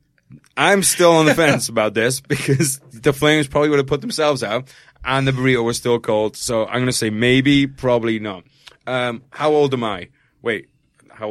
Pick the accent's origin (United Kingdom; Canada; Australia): United Kingdom; I'm British.